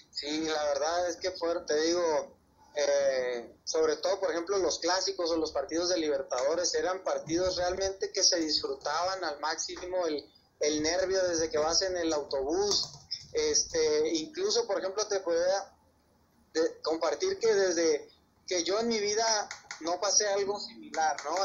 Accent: Mexico; aquí en México le echamos a la fruta

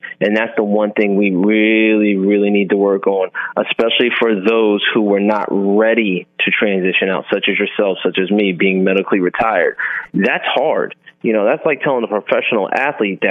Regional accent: United States; as an American serving war

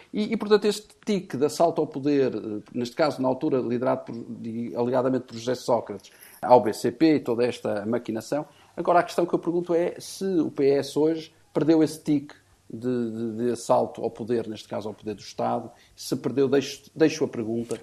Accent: Portugal; de nós enquanto portugueses

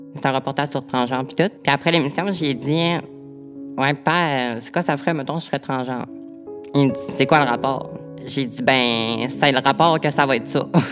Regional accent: Quebec, Canada; je viens du Lac-Saint-Jean

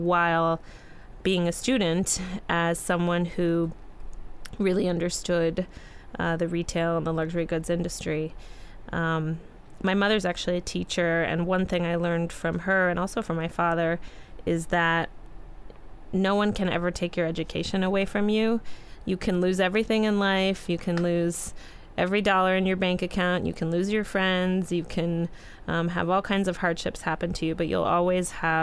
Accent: New York City, New York, United States; I was the little girl growing up in New York City

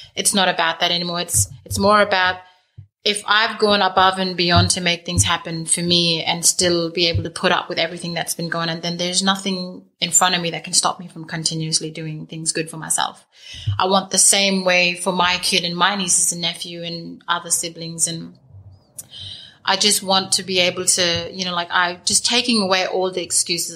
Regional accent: Lamboo Station, near Halls Creek, Kimberley, Western Australia, Australia; growing up on Lambo

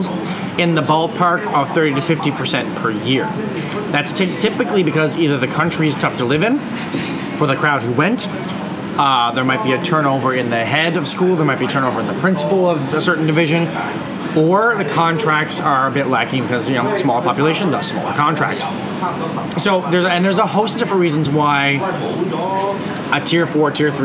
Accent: Canada; someone like myself who was born and raised in Canada

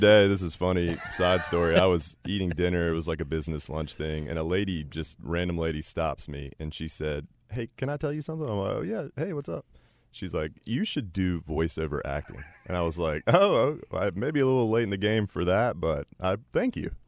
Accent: Chapel Hill, North Carolina, United States; I was raised in Chapel Hill

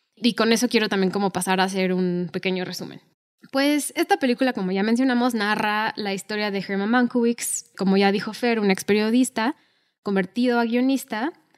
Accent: Mexico; nosotros somos de México

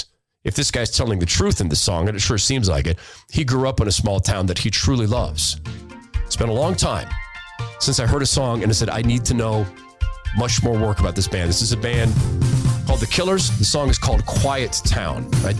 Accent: Washington, United States; now in Queen Creek, United States; having been born and raised in Washington State. My mom and siblings still live there. God help them. But my husband and I have always voted with our feet and our pocketbooks and decided to move down to Arizona about 9 years ago.

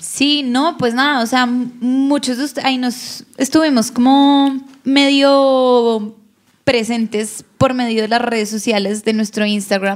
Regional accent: Bogotá, Colombia; los dos somos rolos, vivimos en Bogotá

